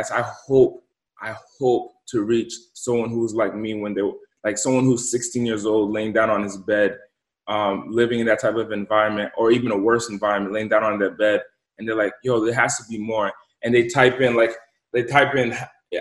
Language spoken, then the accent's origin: English; Central Falls, Rhode Island, United States; moved away; also born or lived in Pawtucket, Rhode Island; I grew up in Pawtucket and Central Falls, Rhode Island.